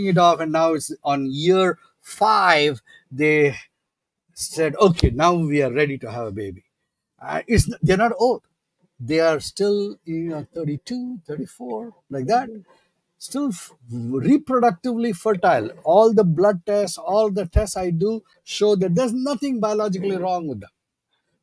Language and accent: English; India; moved away; growing up in India